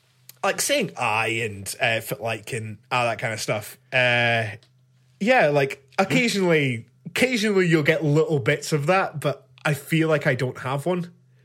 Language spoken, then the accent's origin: English; Scotland, United Kingdom; me being Scottish and so proud of it, I find that offensive.